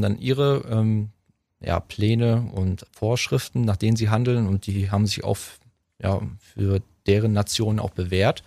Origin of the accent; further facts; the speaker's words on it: Waren, Mecklenburg-Vorpommern, Germany; In meiner Heimatstadt waren Müritz